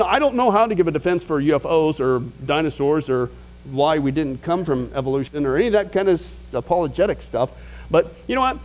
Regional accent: Midwest, United States; growing up in the Midwest, out in the middle of nowhere

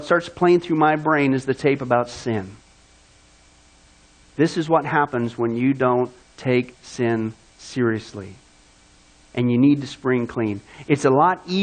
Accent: Kansas, United States; moved away; also born or lived in California; I grew up in Kansas

